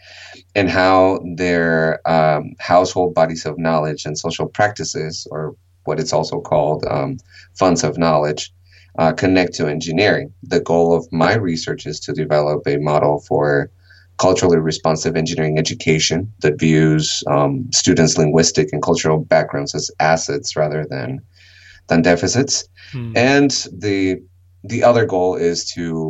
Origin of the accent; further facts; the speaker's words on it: Mexico; also born or lived in California, United States / Texas, United States / Utah, United States; now in United States; I was born in California, but I lived in Mexico for a long time, and when I moved back to the United States